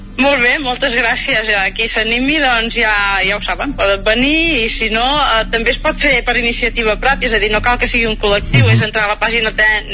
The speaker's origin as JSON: {"language": "Catalan", "area": "Mollà", "region": "Catalonia", "country": "Spain", "tie": "born or raised there", "lives_now": "Castellterçol, Spain", "said": "jo sóc de Mollà, ara visc a Castell Tarsal però tot havia viscut a Mollà i quan era més jove"}